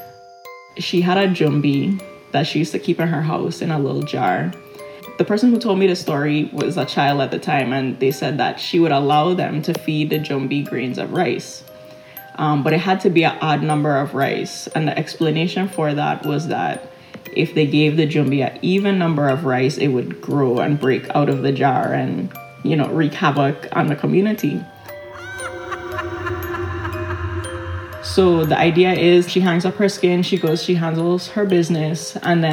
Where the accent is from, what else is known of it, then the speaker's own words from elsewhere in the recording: Charlotte Amalie, St. Thomas, U.S. Virgin Islands; I grew up in and around Frenchtown. I lived in Frenchtown for a couple of years between elementary school and middle school.